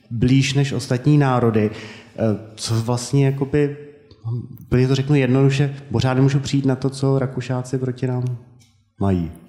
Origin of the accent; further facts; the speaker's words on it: Czechia; už tehdy jsem se potýkal s tím, že když jsem řekl, že jsem z Československa, pak teda z České republiky, že to nebylo úplně přijímáno pozitivně.